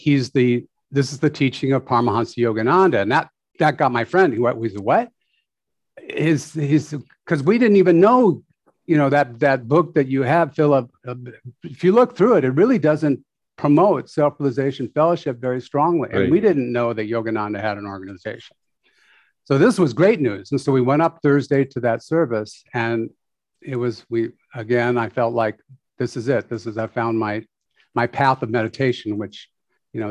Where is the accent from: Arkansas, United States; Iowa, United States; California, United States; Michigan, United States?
California, United States; Orange County; I grew up in Orange County, California